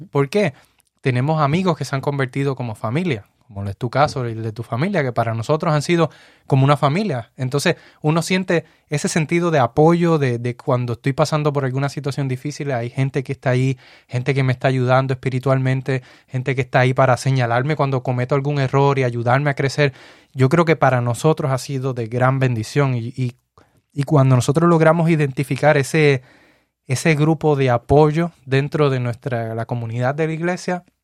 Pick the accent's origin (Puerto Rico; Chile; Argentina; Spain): Puerto Rico; now in United States; Nosotros llegamos de Puerto Rico aquí a los Estados Unidos. En el lugar donde estamos no tenemos familia, familia de sangre, no tenemos ninguna.